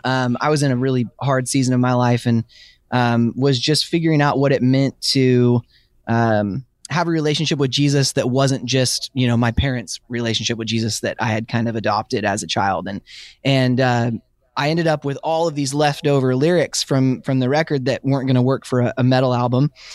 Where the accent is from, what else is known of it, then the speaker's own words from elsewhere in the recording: Washington, United States; I grew up in Washington State